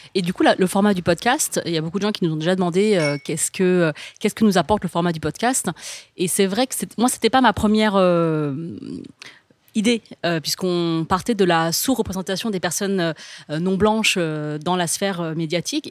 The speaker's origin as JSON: {"language": "French", "country": "France", "tie": "born or raised there", "said": "je suis née, j'ai grandi en France"}